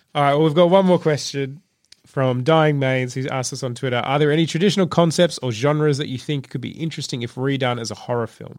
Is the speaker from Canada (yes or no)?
no; Trafalgar, Victoria, Australia; I grew up in Trafalgar, my dad used to work in Melbourne